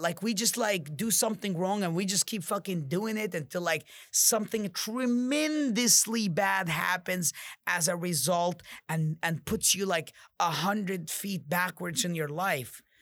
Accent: Jordan; I'm from Jordan, I'm mod, I'm Arab

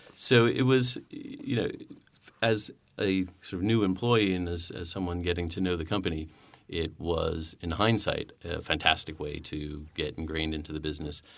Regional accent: United States; as an American

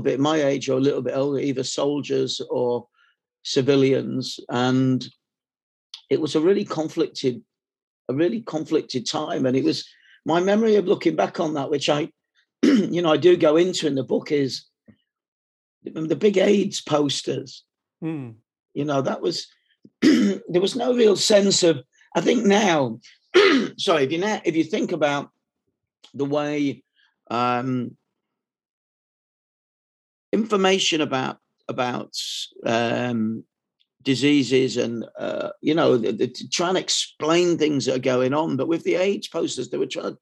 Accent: Leeds, Yorkshire and the Humber, United Kingdom; moved away as an adult; also born or lived in Manchester; when I moved to Manchester from Leeds when I was about 20

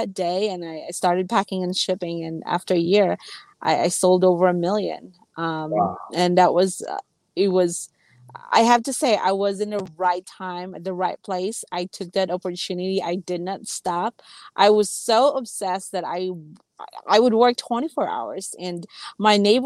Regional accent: Philippines; I grew up in the Philippines really with not having much.

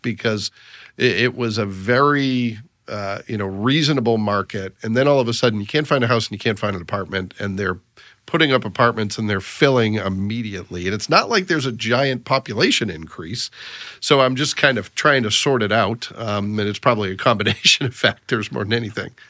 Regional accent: Massachusetts, United States; also born or lived in Northeast Indiana; now in Indiana, United States; I grew up in Massachusetts

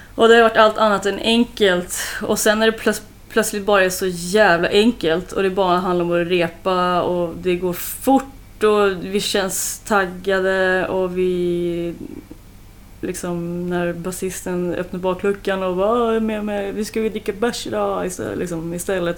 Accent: Sweden; jag är så svensk

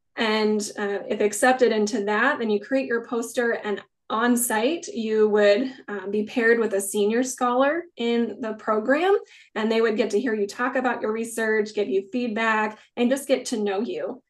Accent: Kansas, United States; moved away; also born or lived in Greensboro, North Carolina; I'm from Kansas, where I'm at now is just four hours from my family

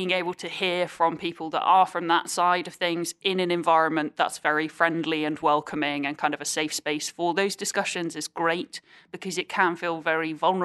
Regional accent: United Kingdom; we are very British and we don't always kind of do that.

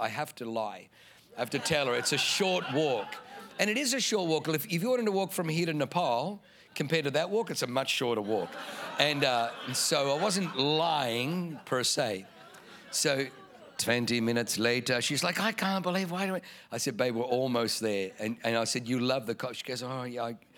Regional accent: Germany; now in San Diego, United States; where I was born in Germany

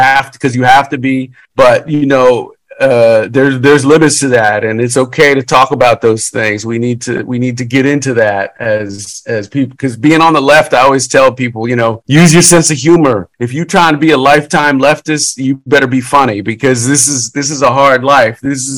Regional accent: Louisiana, United States; We're from Louisiana.

